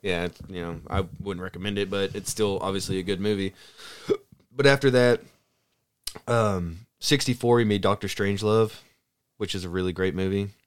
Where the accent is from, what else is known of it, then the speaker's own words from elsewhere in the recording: the South, United States; I'm from the South